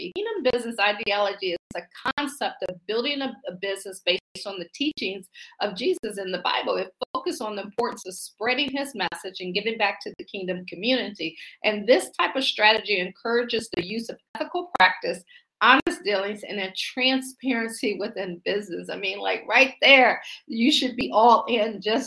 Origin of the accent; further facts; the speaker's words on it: Akron, Ohio, United States; now in Washington, D.C., United States; I'm from Akron, Ohio. I actually live in the Washington, D.C. area now.